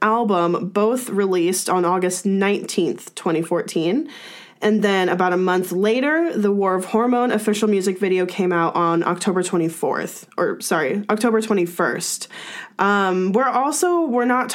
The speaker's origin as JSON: {"language": "English", "country": "United States", "said": "as an American ARMY"}